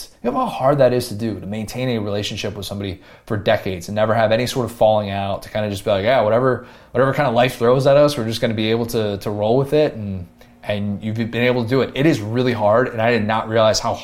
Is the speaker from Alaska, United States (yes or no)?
no; Buffalo Grove, Illinois, United States; also born or lived in Skokie, Illinois; I grew up in Skokie up until I was going into first grade, and then the summer before first grade, we moved to Buffalo Grove